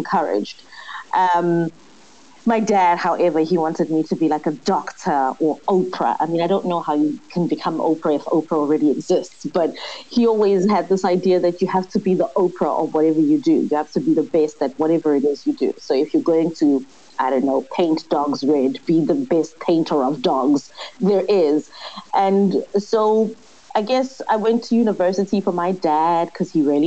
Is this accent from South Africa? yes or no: yes; Soweto, Gauteng, South Africa; also born or lived in Hout Bay, Cape Town; now in Cape Town, South Africa; I was born and raised in Soweto, and now I live in a place that should be called a retirement village in Cape